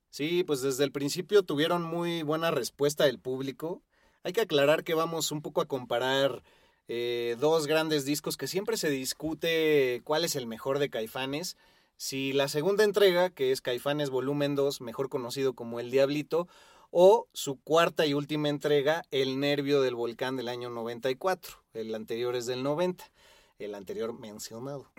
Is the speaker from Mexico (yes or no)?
yes; Mexico; todos los que somos eh, mexicanos